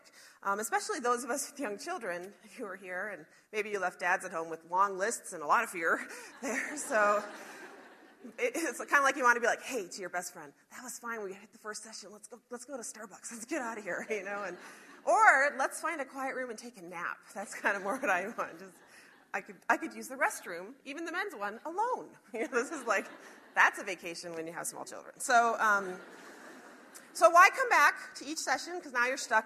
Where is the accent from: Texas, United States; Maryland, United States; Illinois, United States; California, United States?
Illinois, United States; Chicago; now in Montana, United States; I'm from Chicago originally